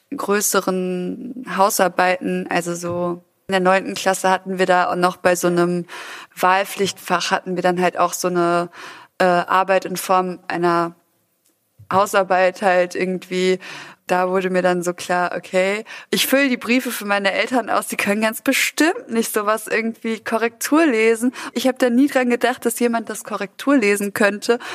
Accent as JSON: {"language": "German", "town": "Düsseldorf", "region": "North Rhine-Westphalia", "country": "Germany", "tie": "born or raised there", "also_born_or_lived": "Ruhr area", "said": "Ich bin in Düsseldorf geboren und bin da aber auch sehr schnell weg"}